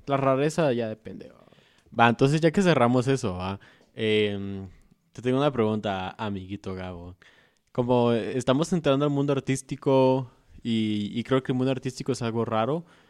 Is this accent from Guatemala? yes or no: yes; Guatemala; nosotros como guatemaltecos